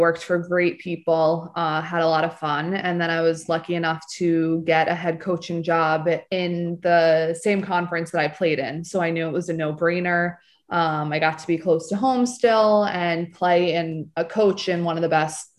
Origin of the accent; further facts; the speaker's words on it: Bergen County, New Jersey, United States; I'm from Bergen County, New Jersey